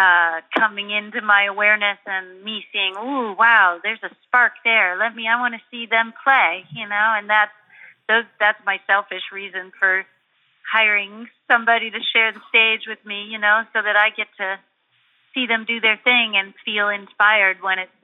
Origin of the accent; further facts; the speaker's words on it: Buffalo, New York, United States; I grew up in Buffalo, New York